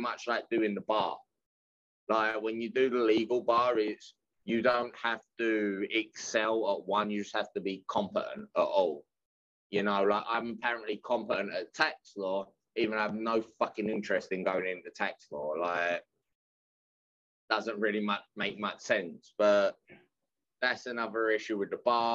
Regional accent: England, United Kingdom; moved away; also born or lived in Bethany, West Virginia / London; I'm from England

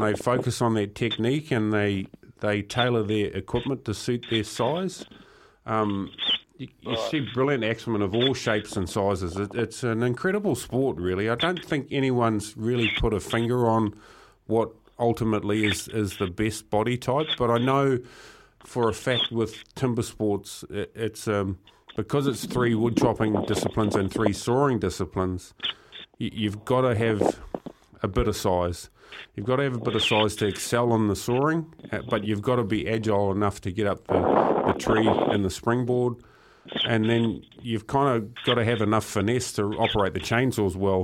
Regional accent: Murupara, Bay of Plenty, New Zealand; growing up in Murupara. It was quite a small town, um, strong logging community.

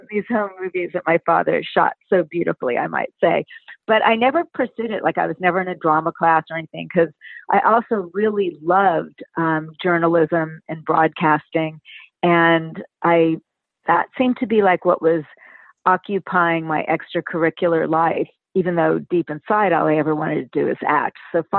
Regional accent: Palm Springs, California, United States; also born or lived in Santa Monica; grew up in Palm Springs in Hawaii, and I'm a native Southern Californian. I was born in Santa Monica, but raised in Palm Springs, where my dad actually had a middle-of-the-road radio station

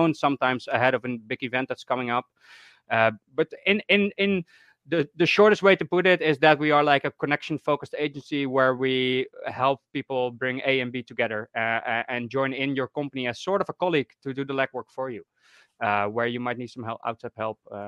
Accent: Netherlands; I'm from the Netherlands

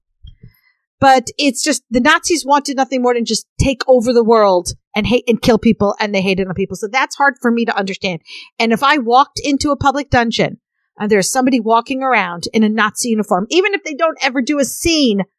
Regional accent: New York, United States; I having been born and raised in New York

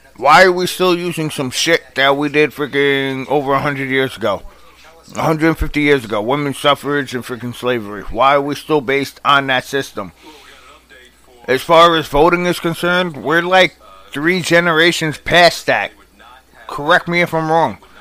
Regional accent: New York, United States; also born or lived in Rocky Point, New York / Miller Place, New York; New York, my home state, my hometown

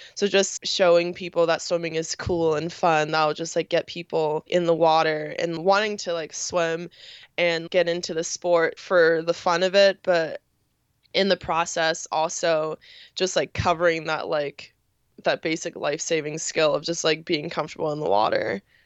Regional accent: New York, United States; born and raised in New York

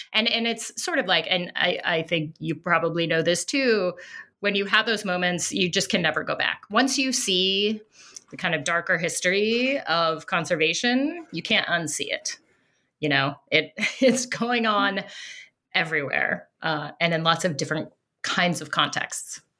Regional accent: Denver, Colorado, United States; I grew up in Colorado, in the suburbs of Denver, so out on, out on the plains

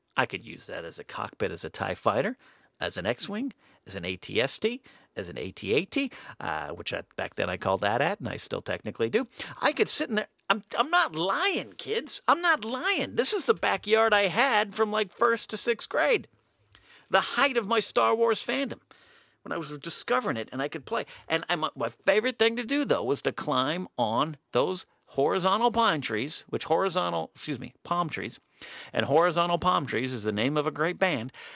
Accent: Arroyo Grande, California, United States; moved away; My house, growing up in Arroyo Grande, California during those years

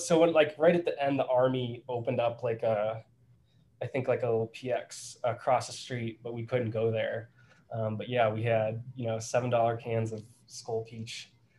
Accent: Wisconsin, United States; I'm from Wisconsin.

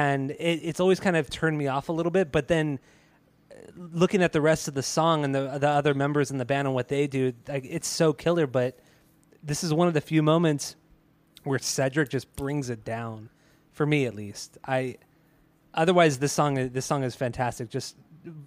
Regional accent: United States; We're American

